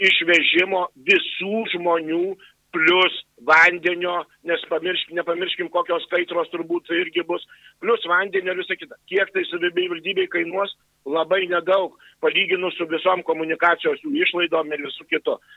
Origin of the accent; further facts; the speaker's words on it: Alytus, Alytus County, Lithuania; aš užaugau, gimiau Alytui ir, ir turbūt čia pasiliksiu visam laikui.